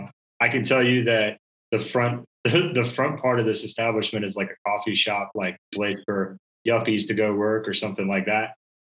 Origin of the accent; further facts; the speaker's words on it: Nashville, Tennessee, United States; I'm born and raised in East freaking Nashville, and you try to pass off city ham for country ham.